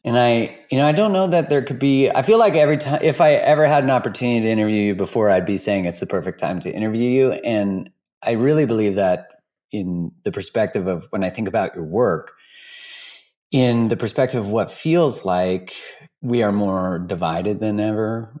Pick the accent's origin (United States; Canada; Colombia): Canada; as a Canadian